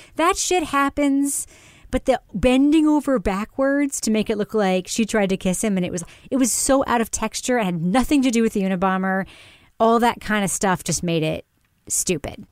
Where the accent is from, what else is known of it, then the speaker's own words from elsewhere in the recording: New York, United States; I grew up in New York